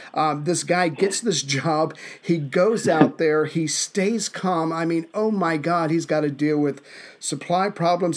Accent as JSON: {"language": "English", "region": "the American South", "country": "United States", "said": "as a Southerner, where manners are more important than anything, even the truth"}